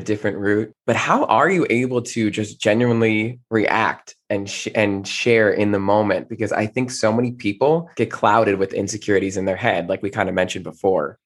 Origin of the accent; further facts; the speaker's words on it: New Jersey, United States; moved away; I'm originally from New Jersey